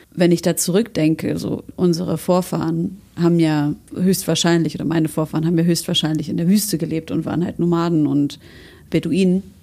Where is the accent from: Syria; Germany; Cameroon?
Syria; moved away; wir kommen aus Syrien